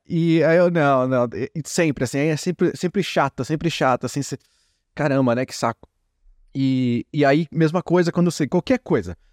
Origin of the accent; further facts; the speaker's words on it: Brazil; moved away; passando quase uma década, ou mais de uma década aqui como brasileiro, né, no exterior